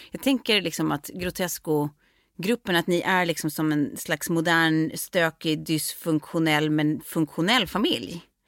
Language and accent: Swedish; Lidingö, Stockholm County, Sweden; also born or lived in France; vi kommer ju båda från Lidingö, jag har gått både eh, parallellklass och samma klass genom åren, men vi har ju också, precis som du säger, gått på lekis ihop